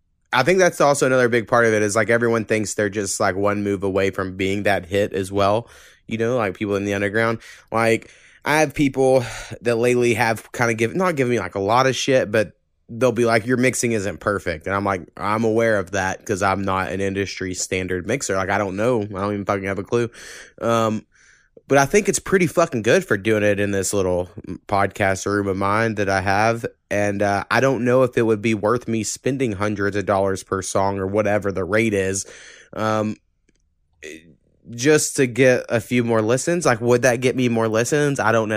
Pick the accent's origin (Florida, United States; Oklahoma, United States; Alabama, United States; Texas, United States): Oklahoma, United States; when I grew up in Oklahoma